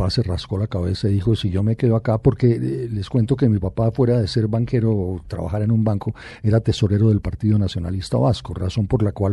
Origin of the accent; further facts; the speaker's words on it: Bogotá, Colombia; yo ya nací en Bogotá.